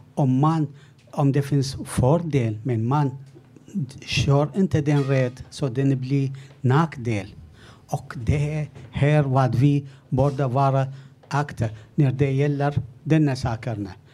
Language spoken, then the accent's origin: Swedish; Iraq; now in Sweden; Jag kommer från början från Irak